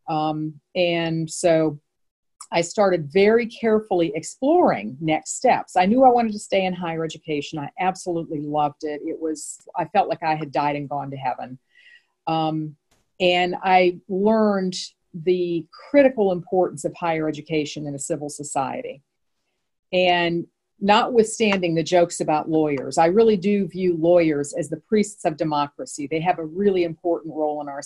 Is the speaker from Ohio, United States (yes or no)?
yes; Northeastern Ohio, United States; moved away as an adult; also born or lived in Atlanta; So I grew up in the Midwest, grew up in Northeastern Ohio